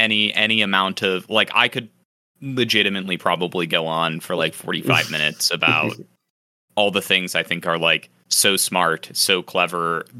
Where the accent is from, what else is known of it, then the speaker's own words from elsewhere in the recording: Buenos Aires, Argentina; I'm from Buenos Aires, and I say, kill them all.